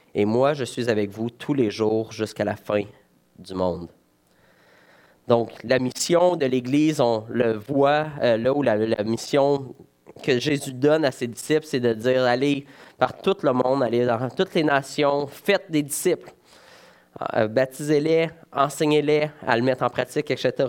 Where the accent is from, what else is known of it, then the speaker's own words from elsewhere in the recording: Val-d'Or, Quebec, Canada; je suis originaire de Val d'Or